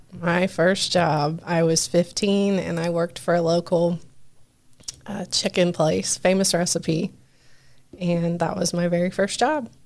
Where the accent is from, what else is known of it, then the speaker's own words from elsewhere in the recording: Richmond, United States; also born or lived in Chicago; I grew up in Richmond.